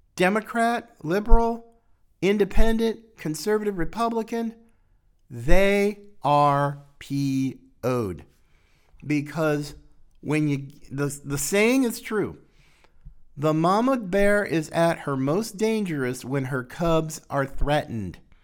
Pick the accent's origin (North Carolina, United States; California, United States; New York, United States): North Carolina, United States; North Carolina, my, my home state